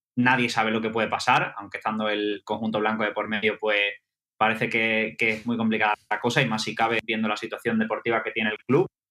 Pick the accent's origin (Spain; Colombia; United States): Spain; Seville, Andalusia; now in London, United Kingdom; las procesiones de Sevilla, de donde yo soy